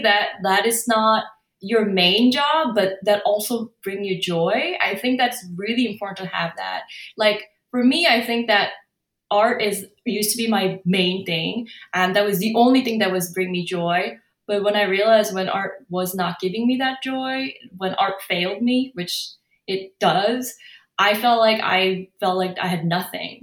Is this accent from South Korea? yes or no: yes; South Korea; English is a second language; also born or lived in San Francisco, California, United States; now in Los Angeles, United States; my home country